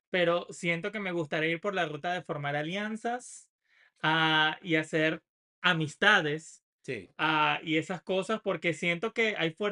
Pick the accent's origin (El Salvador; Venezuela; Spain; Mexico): Venezuela; Caracas, Capital District